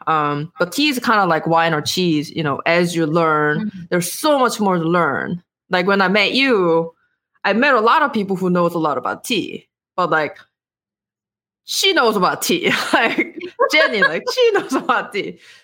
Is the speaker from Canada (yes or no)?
no; South Korea; English is a second language; moved away as an adult; I was born and raised in Korea